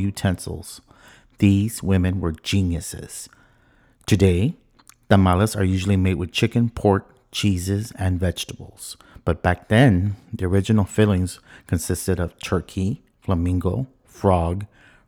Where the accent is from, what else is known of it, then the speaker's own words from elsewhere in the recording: Texas-Mexico border, United States; now in Washington, D.C., United States; Growing up on the Texas-Mexico border, I remember visiting my abuela